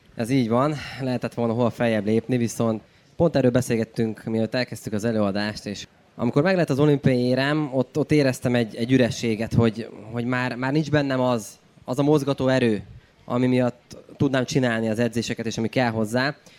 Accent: Cegléd, Pest, Hungary; moved away; egy vidéki városból származunk Ceglédről

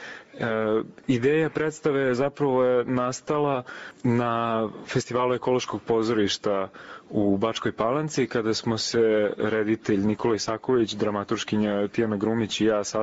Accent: Belgrade, Serbia; also born or lived in Novi Sad / Norway / Shanghai; ja sam glumac iz Beograda.

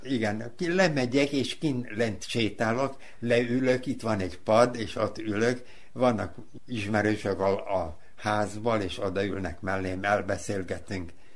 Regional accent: Novi Sad, Vojvodina, Serbia; ott voltam a, a kórházal szemben, Futaki utcán, ott, ott is születtem.

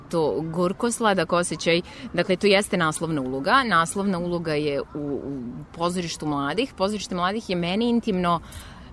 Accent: Novi Sad, Vojvodina, Serbia; Novi Sad je moj rodni grad

